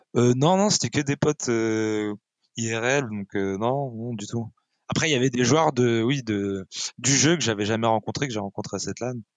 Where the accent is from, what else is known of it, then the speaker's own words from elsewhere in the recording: France; on est des Français